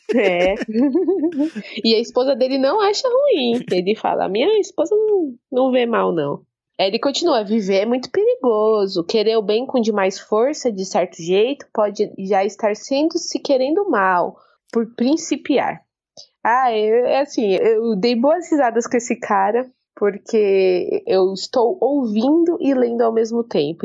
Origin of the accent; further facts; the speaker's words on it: São Paulo, Brazil; eu e minhas irmãs nascemos em São Paulo